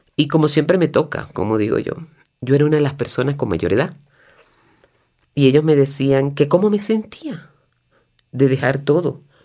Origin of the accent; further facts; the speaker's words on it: Venezuela; moved away as an adult; para salir de mi país, para despedirme de mi tierra